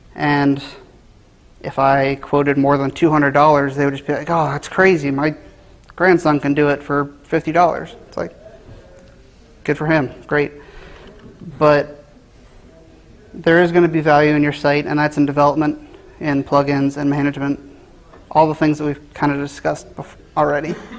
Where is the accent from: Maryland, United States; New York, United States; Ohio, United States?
Ohio, United States; Cincinnati; I was born and raised in Cincinnati, Ohio